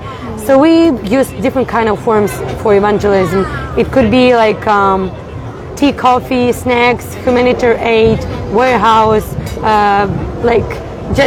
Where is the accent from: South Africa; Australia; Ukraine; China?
Ukraine; moved away as an adult; also born or lived in Warsaw, Poland; We've been doing lots of ministry in Ukraine with our parents. We planted few churches there.